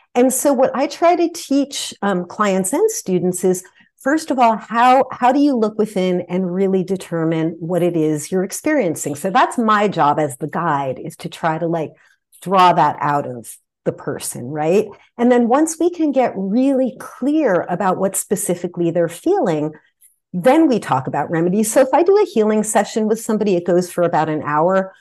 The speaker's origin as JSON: {"language": "English", "region": "New Jersey", "country": "United States", "tie": "born or raised there", "moved": "yes", "lives_now": "California, United States", "said": "I grew up in New Jersey on the East Coast"}